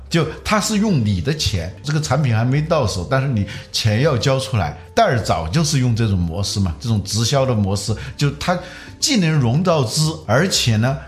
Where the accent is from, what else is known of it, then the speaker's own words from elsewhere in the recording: China; 我们中国人有了这种技术